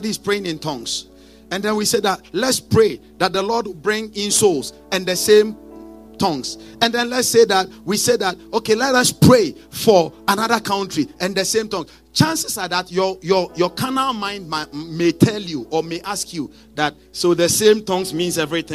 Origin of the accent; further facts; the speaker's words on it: Ghana; moved away; originally I'm from Africa, okay? I come from a country in Africa called Ghana